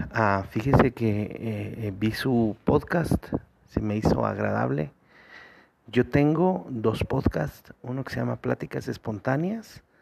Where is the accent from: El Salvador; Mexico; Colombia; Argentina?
Mexico; Yo soy de México.